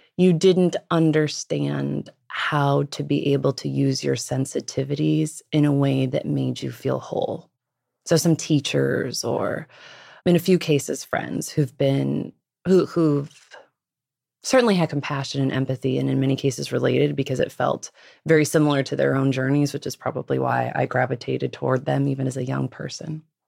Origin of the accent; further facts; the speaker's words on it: Los Angeles, Pacific Northwest, outside of Seattle, Washington, United States; Los Angeles, and then the Pacific Northwest once my parents divorced